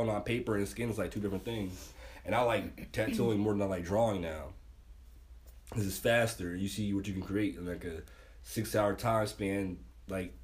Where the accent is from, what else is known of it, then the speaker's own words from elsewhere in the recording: Kissimmee, Florida, United States; Kissimmee, Florida.